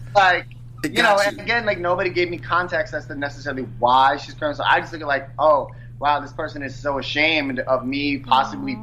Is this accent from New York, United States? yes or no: yes; New York City, New York, United States; I'm from New York City. I'm born and raised